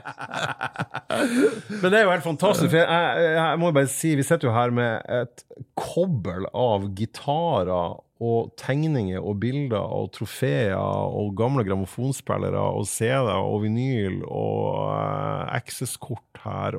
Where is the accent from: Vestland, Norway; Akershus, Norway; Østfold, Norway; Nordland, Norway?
Nordland, Norway; Fauske; i Fauske kommune, der jeg er fra